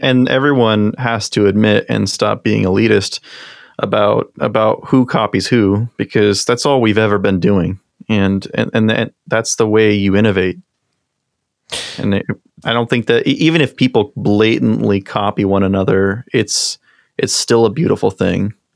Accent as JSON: {"language": "English", "region": "Eastern Washington", "country": "United States", "tie": "born or raised there", "lives_now": "Seattle, United States", "said": "I grew up in Eastern Washington and came over to Seattle"}